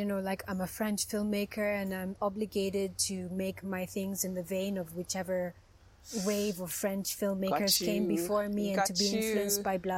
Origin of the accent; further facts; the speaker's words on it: Kenya; being a Kenyan filmmaker